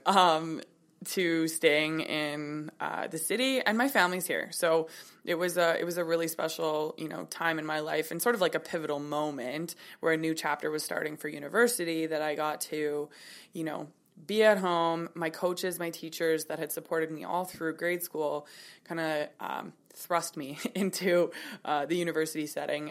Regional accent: Kelowna, British Columbia, Canada; I was born in Kelowna. I'm twenty-eight

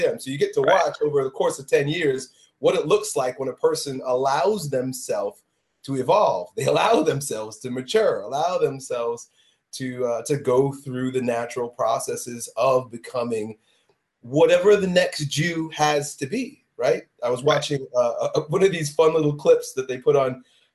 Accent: a suburb of New York City, United States; growing up in a suburb of New York City

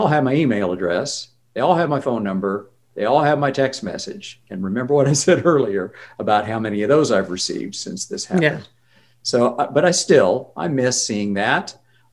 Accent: Oklahoma, United States; now in Vancouver, Canada; I live in Canada, but I grew up in Oklahoma.

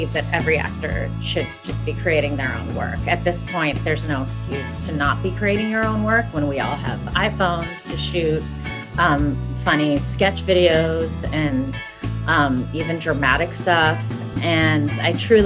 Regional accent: United States; South Asian Americans

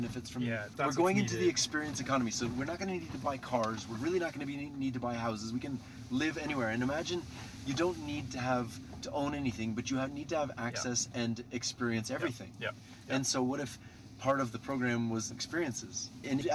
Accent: Canada; I come from Canada. We have socialized everything.

